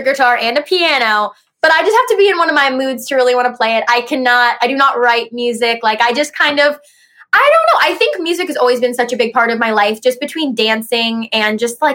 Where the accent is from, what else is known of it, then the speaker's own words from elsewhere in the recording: Ohio, United States; also born or lived in Los Angeles; I'm from Ohio